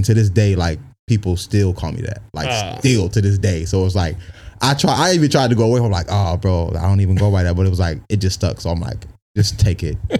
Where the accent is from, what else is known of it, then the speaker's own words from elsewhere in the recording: United States; So I grew up in South Bay.